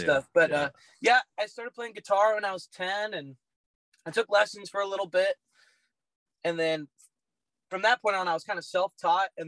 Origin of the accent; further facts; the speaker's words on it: Roseville, California, United States; I grew up in Roseville, California